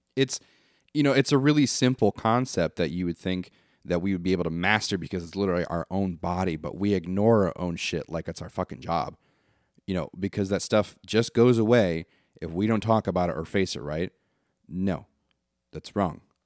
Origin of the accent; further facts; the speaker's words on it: Michigan, United States; now in Tennessee, United States; I'm from Michigan